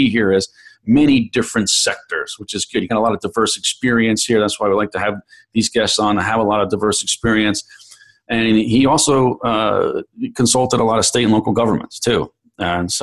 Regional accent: New York City, New York, United States; New York, the great city of New York, my hometown

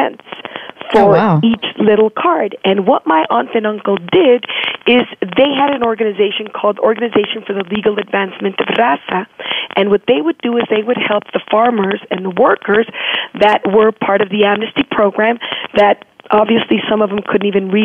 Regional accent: Mexico City, Mexico; moved away; also born or lived in California; I was raised and born in Mexico City

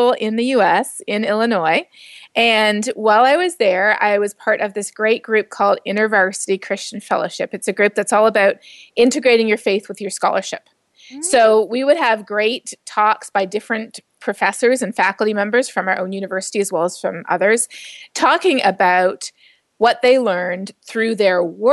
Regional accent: Canada; moved away; I grew up as a Canadian evangelical, not an American one

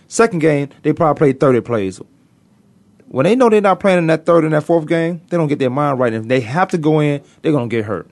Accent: Virginia, United States; I'm from Virginia

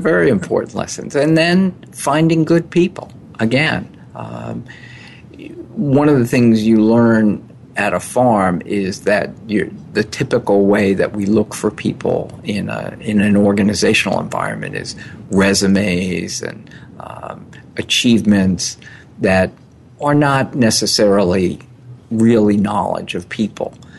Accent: New York City, New York, United States; also born or lived in Old Chatham, New York; I was born in New York City

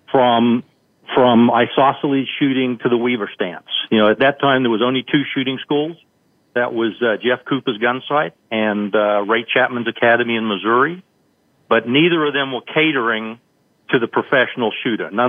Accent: New Zealand; moved away as an adult; now in United States; I grew up in New Zealand. I came to the United States in uh, 1977 for deep sea diving school, and I was actually still in the Army at the time.

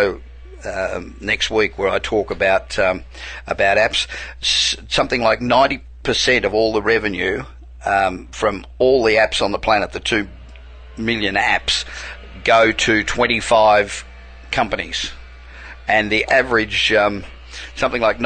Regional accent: Australia; accent: Australian; moved away as an adult; I'm originally Australian. I've been here 27 years, but I can't throw the accent

